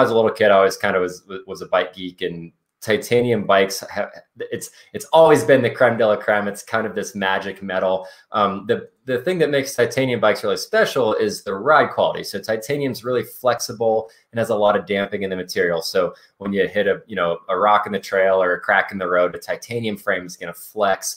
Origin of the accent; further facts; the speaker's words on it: Anchorage, Alaska, United States; now in Carbondale, United States; I grew up in Anchorage, Alaska, and was a total bike nerd